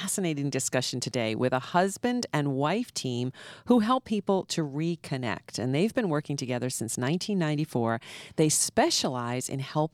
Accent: Long Island, New York, United States; I'm from Long Island

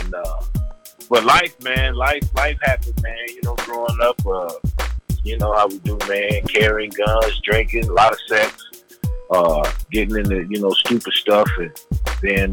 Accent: Gary, Indiana, United States; I'm from Gary, Indiana

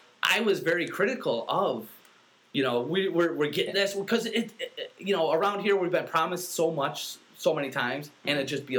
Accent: Central New York, United States; born and raised in Central New York. I got my family. I got a huge family with deep local roots.

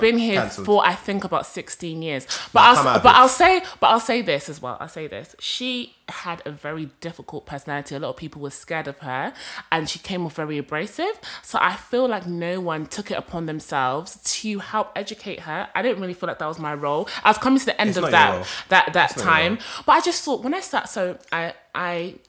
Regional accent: Rwanda; moved away; I'm from Rwanda

